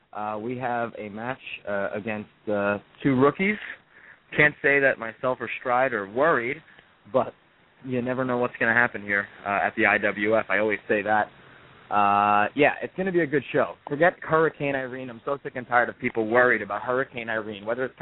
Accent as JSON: {"language": "English", "town": "New York City", "region": "New York", "country": "United States", "said": "Have you not read my bio? I'm from New York City, brother."}